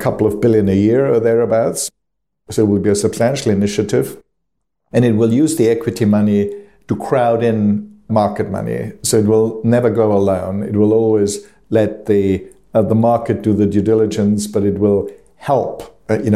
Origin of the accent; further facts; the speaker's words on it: Austria; now in United Kingdom; back in my home country of Austria